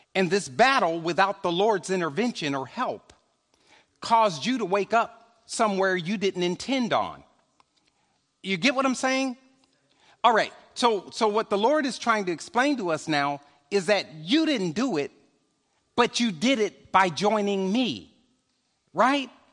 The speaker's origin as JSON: {"language": "English", "town": "Chicago", "region": "Illinois", "country": "United States", "said": "I'm a stepper from Chicago"}